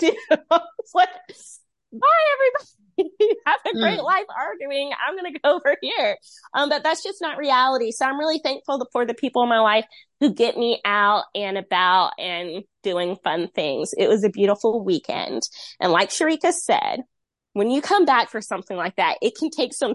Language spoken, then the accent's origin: English; Rocky Mount, North Carolina, United States; I'm from Rocky Mount.